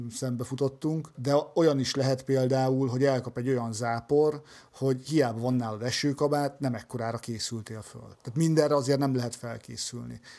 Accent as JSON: {"language": "Hungarian", "country": "Hungary", "said": "igen vacsoránál hallották, hogy magyarok vagyunk, elkezdtünk beszélgetni"}